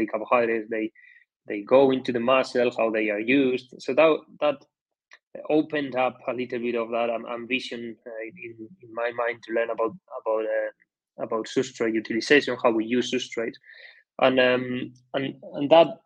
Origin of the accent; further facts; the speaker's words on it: Basque Country, Spain; I'm coming from the Basque Country, which the cycling culture is highly established in this country. So from the beginning, from very young, we already started to get exposed to cycling